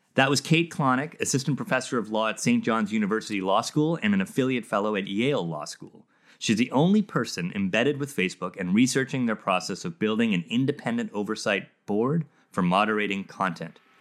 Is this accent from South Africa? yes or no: yes; South Africa; I grew up in South Africa